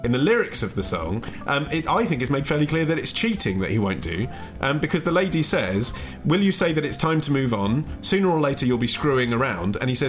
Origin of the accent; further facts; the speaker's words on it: Stanmore, London, United Kingdom; one of the only reasons that people visit my childhood hometown of Stanmore is to visit the Royal National Orthopaedic Hospital.